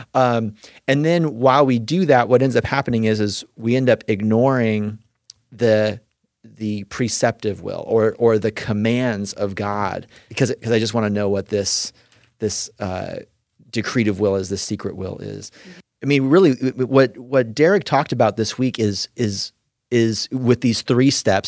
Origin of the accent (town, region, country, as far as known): California, United States; now in Indiana, United States